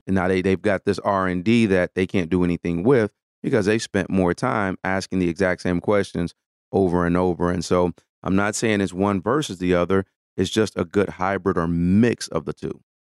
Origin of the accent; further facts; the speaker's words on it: Detroit, Michigan, United States; I'm born and raised in Detroit